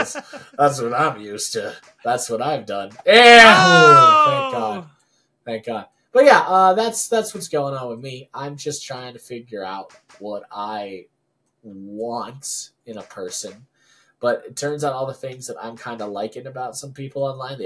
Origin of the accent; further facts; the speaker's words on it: Philippines; I'm Filipino.